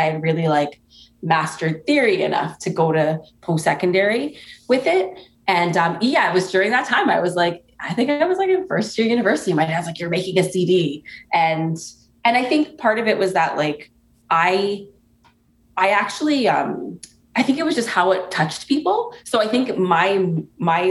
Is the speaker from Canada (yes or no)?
yes; Toronto, Ontario, Canada; my family's from Antigua, and I was born in Toronto, and there's a large Caribbean diaspora in Toronto